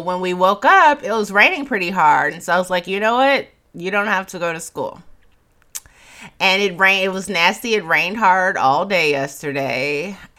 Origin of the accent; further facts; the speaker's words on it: Chicago, Illinois, United States; moved away; I'm from Chicago